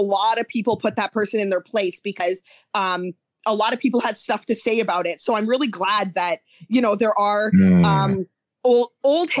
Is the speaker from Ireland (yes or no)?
no; Canada; I wasn't in the United States, obviously, ever, because I'm Canadian.